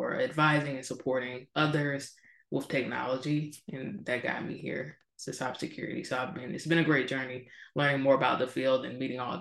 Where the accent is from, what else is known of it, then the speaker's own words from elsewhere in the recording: Georgia, United States; moved away as an adult; also born or lived in California; I'm from Georgia. So first time ever living outside of the state of Georgia